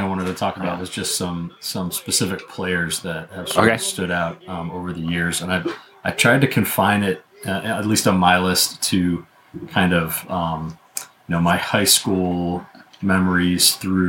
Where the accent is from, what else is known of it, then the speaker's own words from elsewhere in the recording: Allentown, Pennsylvania, United States; So growing up in the Allentown area